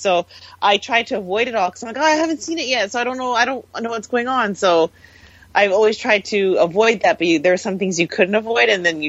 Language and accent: English; Canada; growing up in Canada